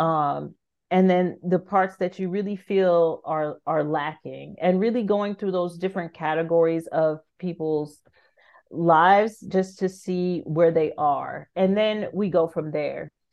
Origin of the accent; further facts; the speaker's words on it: California, United States; moved away as an adult; also born or lived in France; I'm from California